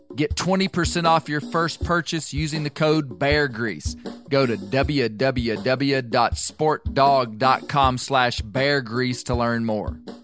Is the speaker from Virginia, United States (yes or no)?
no; Mena, Arkansas, United States; here from my hometown of Mena, Arkansas.